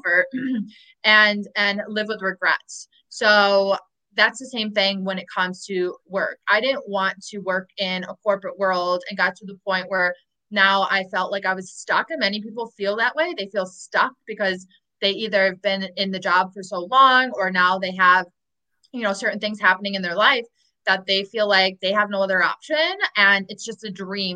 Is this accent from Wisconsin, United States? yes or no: yes; Milwaukee, Wisconsin, United States; moved away as an adult; also born or lived in Chicago, United States; I'll go back home to Chicago or my hometown in Milwaukee